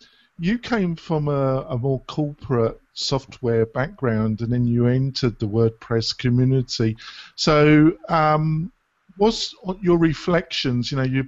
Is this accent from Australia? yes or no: no; England, United Kingdom; well, I'm English, Jake, so